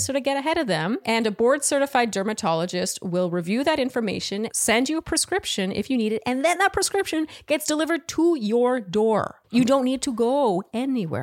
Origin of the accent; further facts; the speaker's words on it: Ottawa, Ontario, Canada; grew up with French, right? Like, I'm from Ottawa